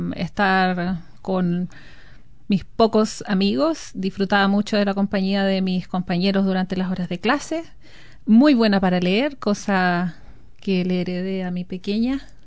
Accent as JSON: {"language": "Spanish", "town": "Constitución", "region": "Maule", "country": "Chile", "tie": "born or raised there", "also_born_or_lived": "Talca", "moved": "as an adult", "lives_now": "New Zealand", "said": "yo soy nacida y criada en la ciudad de Constitución"}